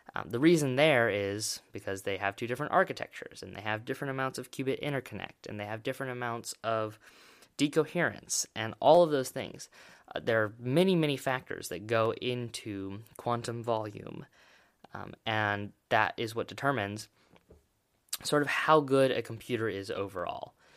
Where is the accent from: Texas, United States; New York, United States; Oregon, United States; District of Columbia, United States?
Oregon, United States; my home state, Oregon